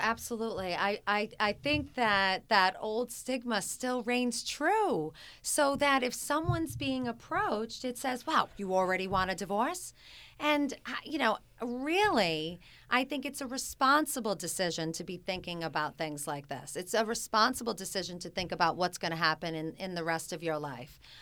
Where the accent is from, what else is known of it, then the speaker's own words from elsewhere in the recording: Smithfield, Rhode Island, United States; also born or lived in New York; I'm a classic Rhode Island girl. I grew up in Smithfield, Rhode Island